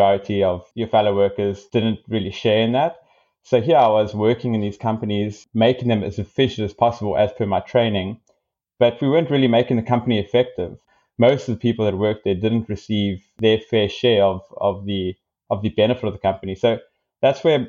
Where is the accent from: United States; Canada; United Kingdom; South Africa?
South Africa; moved away as an adult; also born or lived in Stellenbosch; now in Victoria, Australia; growing up in South Africa